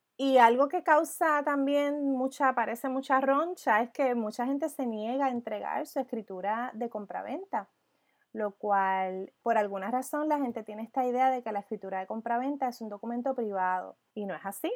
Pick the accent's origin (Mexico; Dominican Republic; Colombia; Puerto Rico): Puerto Rico; como puertorriqueña